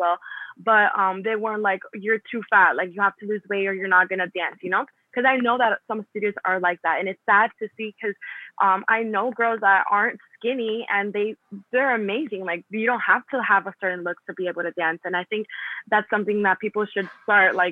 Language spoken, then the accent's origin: English; Colombia; I'm Hispanic. I'm from Colombia